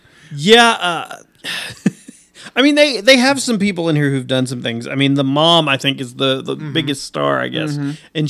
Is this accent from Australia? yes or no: no; Texas, United States; We're from Texas